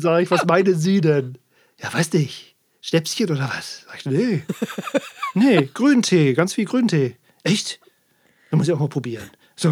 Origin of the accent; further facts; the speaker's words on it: Worpswede, Lower Saxony, Germany; now in Sylt, Germany; in meiner Heimat